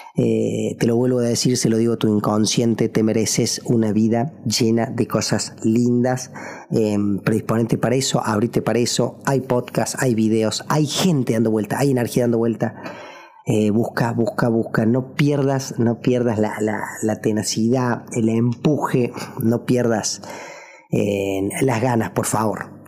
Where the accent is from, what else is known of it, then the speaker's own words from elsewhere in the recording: Argentina; also born or lived in Córdoba; en mi país, en Argentina